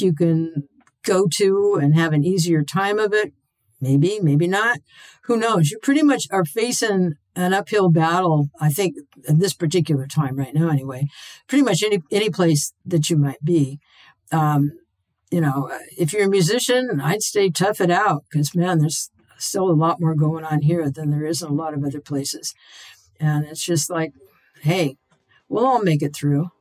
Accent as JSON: {"language": "English", "town": "Portland", "region": "Oregon", "country": "United States", "tie": "born or raised there", "said": "I was born in Portland. I grew up here. To me, this is my hometown."}